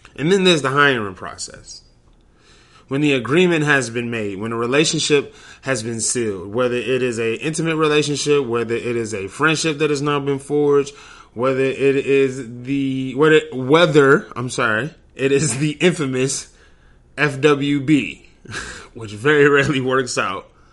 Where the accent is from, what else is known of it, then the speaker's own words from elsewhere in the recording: Detroit, Michigan, United States; I'm from Detroit.